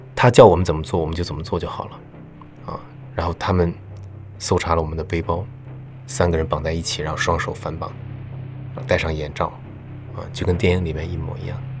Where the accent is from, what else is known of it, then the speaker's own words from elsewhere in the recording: Beijing, China; 我说我是北京的